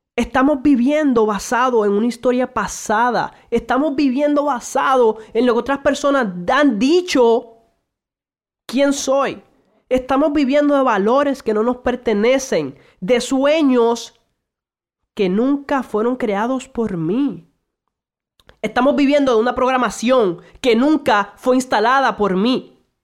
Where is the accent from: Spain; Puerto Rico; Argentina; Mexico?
Puerto Rico; also born or lived in Santo Domingo, Dominican Republic; nací originalmente en República Dominicana, Santo Domingo, actualmente vivo en Puerto Rico